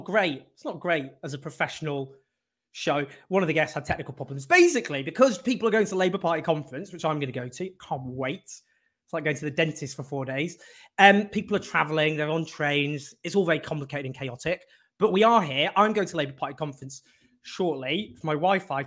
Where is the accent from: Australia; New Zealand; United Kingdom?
United Kingdom; Stockport, North West England; also born or lived in Sheffield / Oxford; grew up in Stockport with a quite left-wing family